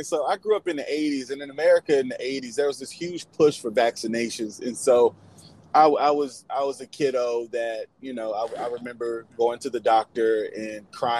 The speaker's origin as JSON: {"language": "English", "country": "United States", "lives_now": "Virginia, United States", "said": "I'm from your neighbor across the pond. I'm from the US, man."}